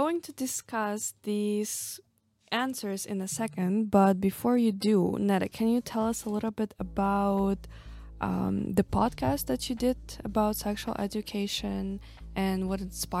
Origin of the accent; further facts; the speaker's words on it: Kazakhstan; I'm from Kazakhstan